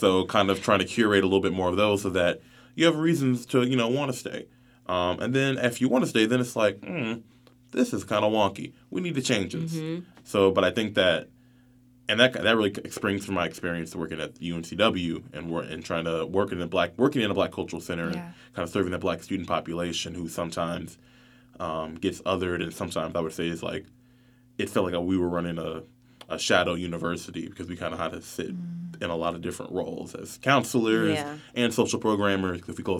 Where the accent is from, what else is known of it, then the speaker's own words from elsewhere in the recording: North Carolina, United States; But I grew up even on the Seabreeze area of town, in the Ogden area, so near like Parkwood and Weaver Acres.